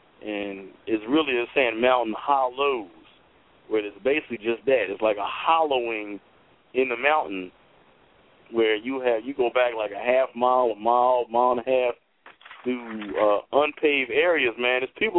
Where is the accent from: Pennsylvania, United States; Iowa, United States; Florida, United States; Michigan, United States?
Pennsylvania, United States; Philadelphia; Philly, man. I went to school out in West Virginia.